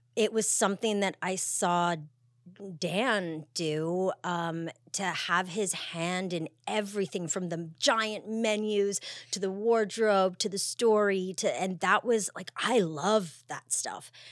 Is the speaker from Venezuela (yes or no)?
no; Montreal, Quebec, Canada; I grew up in Canada, um, from Montreal